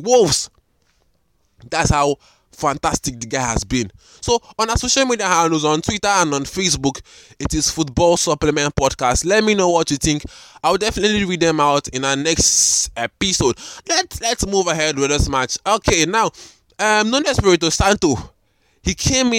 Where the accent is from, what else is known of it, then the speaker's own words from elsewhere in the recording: Nigeria; I'm recording from Nigeria, Africa